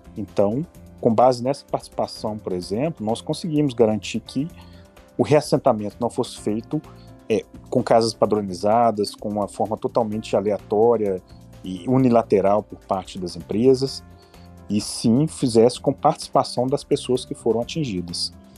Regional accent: Ouro Preto, Minas Gerais, Brazil; Eu nasci em Ouro Preto, de fato. Fui criado aqui

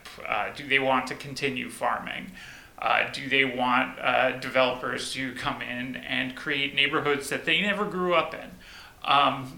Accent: New Jersey, United States; also born or lived in Boston; now in Hillsboro, United States; I come from New Jersey. My last stop before here was Boston

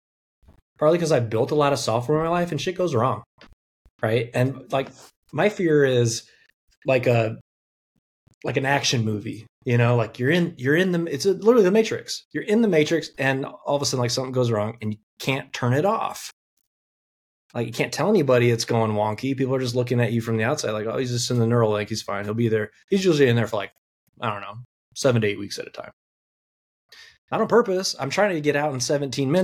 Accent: Indiana, United States; accent: Midwest; we here in Indiana

